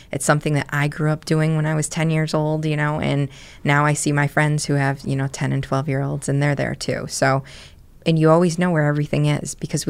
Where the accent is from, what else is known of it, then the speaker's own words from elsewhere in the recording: New Britain, Connecticut, United States; I grew up in New Britain.